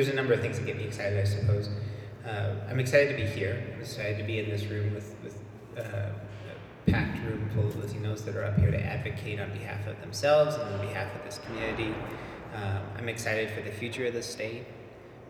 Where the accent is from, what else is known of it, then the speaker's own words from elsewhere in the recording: Des Moines, Iowa, United States; I was born in Des Moines, and I grew up here